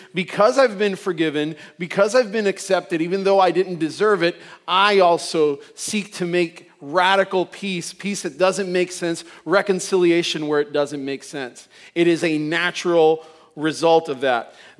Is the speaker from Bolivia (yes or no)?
no; Puerto Rico; I'm from Puerto Rico, and you know, mostly Puerto Rico is Catholic